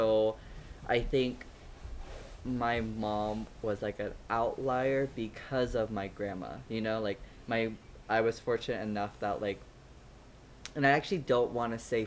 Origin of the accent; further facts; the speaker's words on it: United States; all of us were born and raised in the States